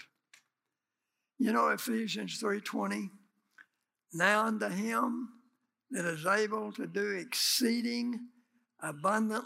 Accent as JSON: {"language": "English", "country": "United States", "said": "we're from America"}